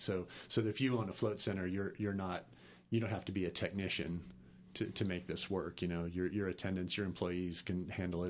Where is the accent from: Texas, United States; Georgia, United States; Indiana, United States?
Texas, United States; also born or lived in New York / Los Angeles; I grew up in Texas